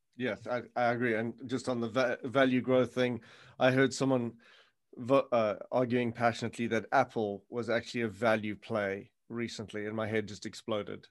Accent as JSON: {"language": "English", "country": "South Africa", "moved": "yes", "said": "I come from South Africa where the mines go kilometers underground"}